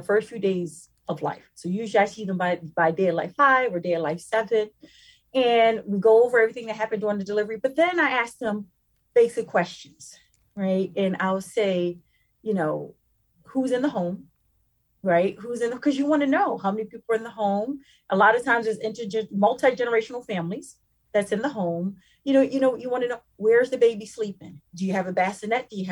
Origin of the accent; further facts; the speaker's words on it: Philadelphia, Pennsylvania, United States; we come from underserved communities. We come from North Philadelphia, the Strawberry Mansion section of Philadelphia